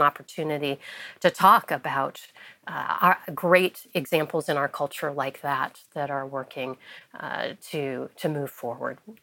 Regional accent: Wheaton, Illinois, United States; moved away as an adult; also born or lived in Taiwan / France; now in Washington, D.C., United States; growing up in Wheaton, Illinois

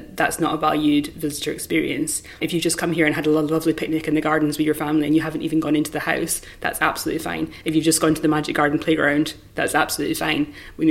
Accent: Dundee, Scotland, United Kingdom; also born or lived in Chiswick, London; now in Hampton Court, United Kingdom; Dundee, my hometown.

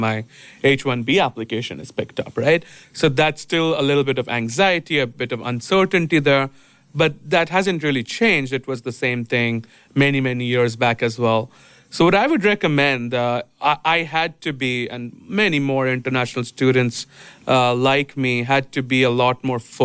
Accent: India; moved away as an adult; also born or lived in Mumbai, India; I'm from India. I lived most of my adult life in Bombay

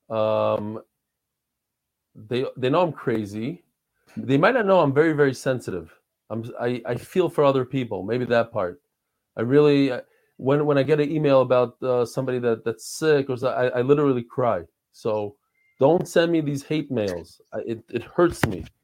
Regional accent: Israel; I'm not a very good basketball player because I, I grew up in Israel.

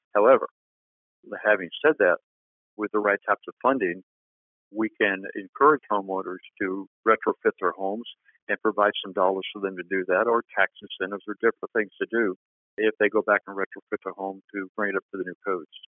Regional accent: Florida, United States; Born and raised in Florida, been through a lot of hurricanes

